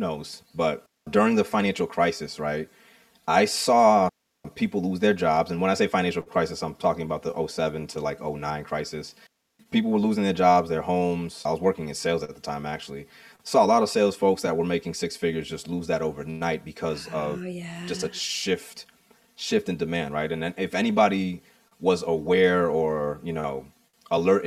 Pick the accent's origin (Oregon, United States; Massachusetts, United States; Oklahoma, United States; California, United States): Massachusetts, United States; Boston; a young man growing up in the Boston area. So that's the area that I'm from.